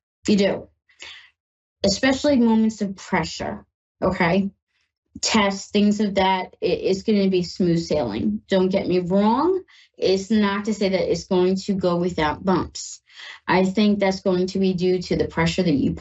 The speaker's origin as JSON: {"language": "English", "region": "New York", "country": "United States", "moved": "yes", "lives_now": "Ohio, United States", "said": "I'm in Ohio and I'm from New York"}